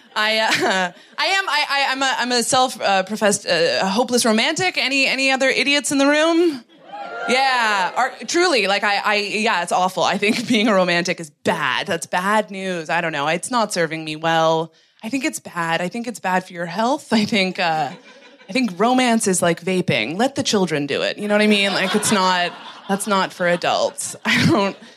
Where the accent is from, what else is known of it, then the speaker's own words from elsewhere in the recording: Canada; moved away as an adult; now in London, United Kingdom; I'm from Canada.